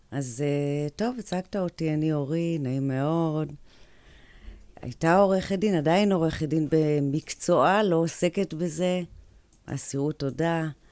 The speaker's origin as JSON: {"language": "Hebrew", "town": "Kiryat Ono", "region": "Central District", "country": "Israel", "tie": "born or raised there", "said": "גדלתי בקריית אונו"}